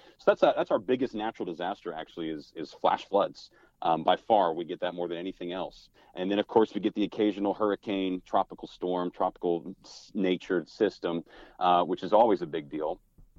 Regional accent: Texas, United States; also born or lived in College Station, Texas; now in Houston, United States; Sure. Well, I'm a fourth generation Texan, so I have some deep Texas roots, and went to school at Texas A&M.

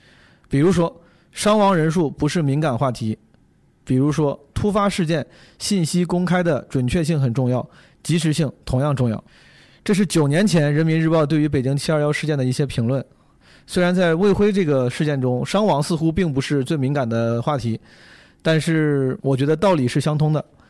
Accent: Henan, China; 我的家乡河南

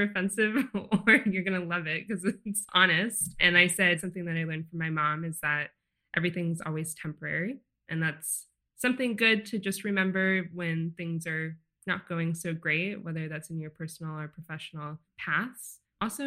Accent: Santa Barbara, California, United States; I'm from Santa Barbara, which is a small beach town in California

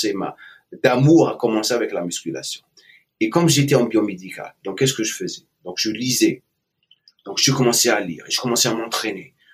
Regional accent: Algiers, Algeria; moved away as an adult; also born or lived in eastern Algeria / Oran / England / United States; je suis né en Algérie, à l'est de l'Algérie. J'ai grandi jusqu'à l'âge de 7 ans à l'est et après je suis euh, j'ai déménagé vers l'ouest, l'ouest à Oran et après Alger. Euh, à partir de l'âge de 9 ans jusqu'à l'âge de 21 ans où j'ai quitté l'Algérie

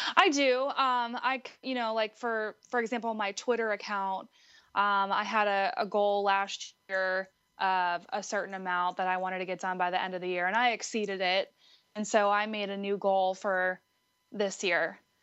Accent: Butler, Pennsylvania, United States; moved away; I'm actually originally from Western Pennsylvania

